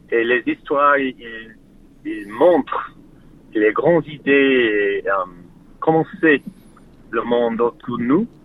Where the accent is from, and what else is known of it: Australia; French is a second language; also born or lived in Melbourne; now in Sydney, Australia